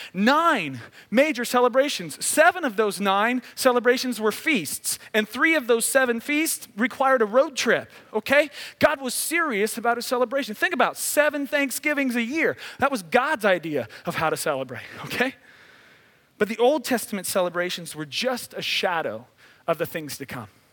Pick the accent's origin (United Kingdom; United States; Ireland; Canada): United States; Midwest; now in Southern California, United States; I grew up in the Midwest